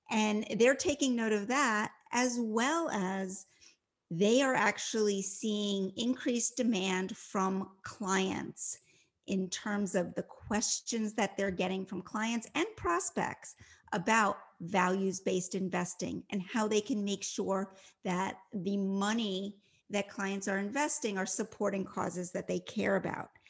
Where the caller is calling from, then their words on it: Ocean City, Maryland, United States; So, right now, I am in Ocean City, Maryland. I have escaped the uh, Washington, D.C. region where I live, and I'm spending some time here.